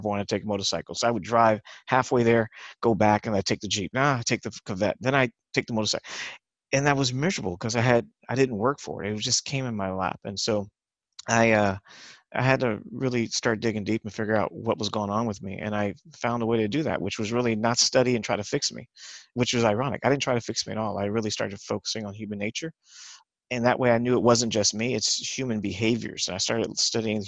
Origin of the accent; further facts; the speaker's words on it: Los Angeles, California, United States; I grew up in East LA, Culver City, Los Angeles, California, and I grew up in Hollywood